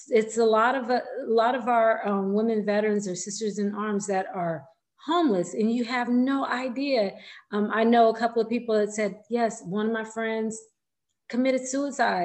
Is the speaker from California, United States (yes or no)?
yes; California, United States; I'm from California